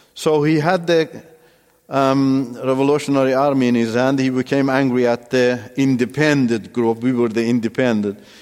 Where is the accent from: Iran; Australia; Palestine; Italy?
Iran; first language Turkish; English is a second language; moved away as an adult; also born or lived in Turkey